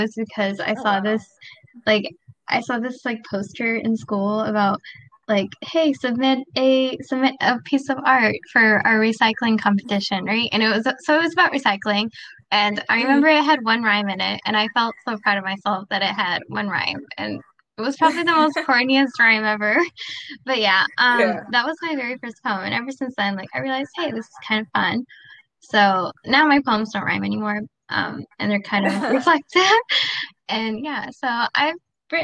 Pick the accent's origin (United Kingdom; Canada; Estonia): Canada; also born or lived in Pakistan; I'm Pakistani Canadian, so I want to eventually practice in Pakistan.